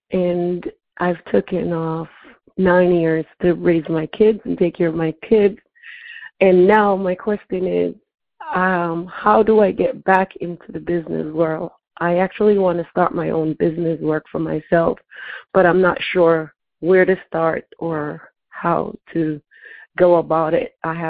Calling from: Cranston, Rhode Island, United States; I'm calling from Cranston, Rhode Island.

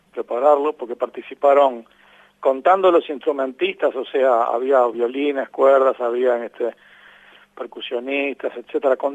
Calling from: Uruguay; desde Uruguay.

